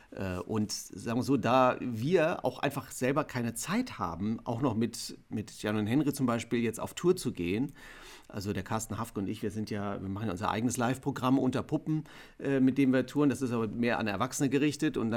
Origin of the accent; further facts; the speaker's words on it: West Germany, Germany; wir sind im Westen